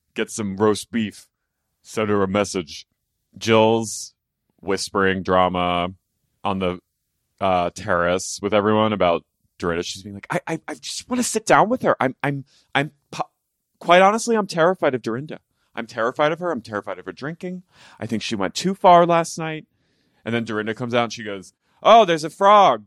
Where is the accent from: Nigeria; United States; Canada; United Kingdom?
United States; Philadelphia, Pennsylvania; I'm, you know, from Philadelphia, greater area Philadelphia